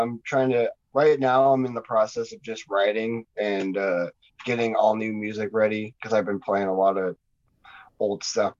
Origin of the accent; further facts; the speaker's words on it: Kalispell, Montana, United States; moved away as an adult; also born or lived in Butte, Montana; now in Missoula, United States; I was born and raised in Kalispell. Last few years, I've been just kind of bouncing around, lived in Butte a little bit, live out here now. So I've been just kind of hopping around.